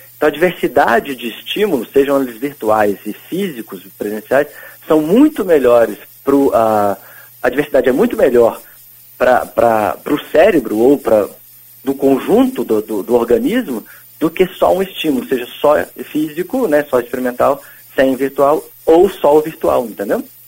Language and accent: Portuguese; Pouso Alegre, Minas Gerais, Brazil; eu também sou de Pouso tipo, Alegre